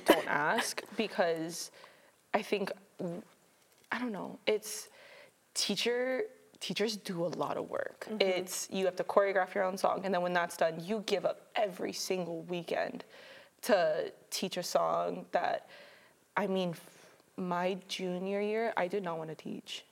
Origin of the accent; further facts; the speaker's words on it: Mililani, Hawaii, United States; moved away as an adult; now in Oregon, United States; I'm from Mililani, Oahu